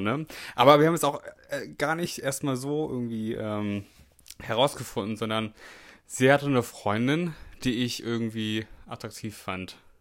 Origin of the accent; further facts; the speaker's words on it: the North, Northern Germany, Germany; da komme ich aus dem Norden.